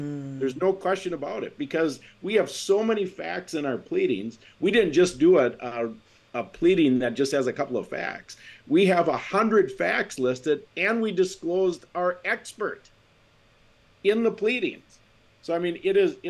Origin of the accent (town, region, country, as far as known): Wisconsin, United States